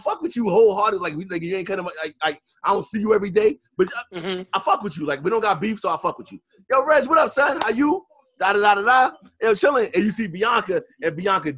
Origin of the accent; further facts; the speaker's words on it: New York City, New York, United States; I'm from Queens